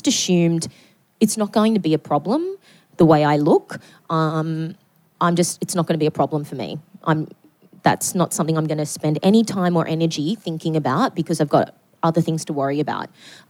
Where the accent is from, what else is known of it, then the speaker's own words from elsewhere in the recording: Newcastle, North East England, United Kingdom; even though I grew up in Newcastle in a very working class family